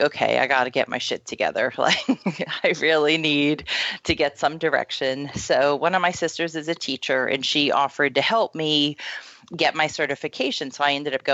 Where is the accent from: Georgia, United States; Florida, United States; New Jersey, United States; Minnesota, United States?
Florida, United States; moved away as an adult; also born or lived in Oregon; I grew up in Florida, and then I moved out to Oregon and was out in Oregon for like 10 years